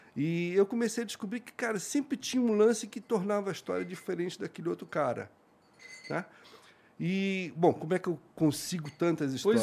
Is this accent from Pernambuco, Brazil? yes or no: no; Santos, São Paulo, Brazil; also born or lived in Rio de Janeiro; Eu nasci no Rio, mas só nasci. Mas eu fui criado em Santos